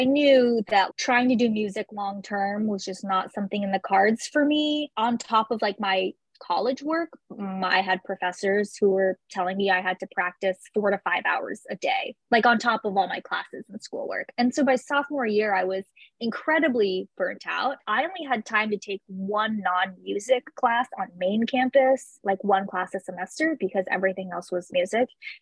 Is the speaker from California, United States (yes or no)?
yes; San Francisco Bay Area, California, United States; I'm originally from the San Francisco Bay Area